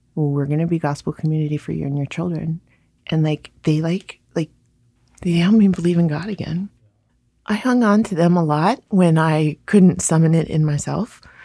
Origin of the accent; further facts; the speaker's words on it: Hawaii, United States; now in New York City, United States; I grew up in Hawaii